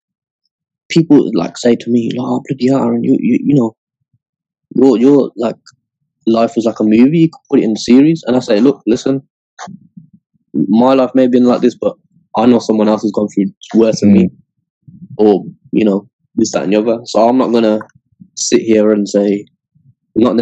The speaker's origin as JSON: {"language": "English", "region": "Scotland", "country": "United Kingdom", "tie": "born or raised there", "said": "I was born in Scotland"}